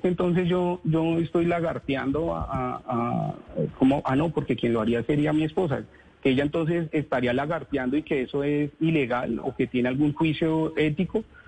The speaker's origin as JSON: {"language": "Spanish", "country": "Colombia", "said": "sacar adelante mi familia en mi país, a este país que amo"}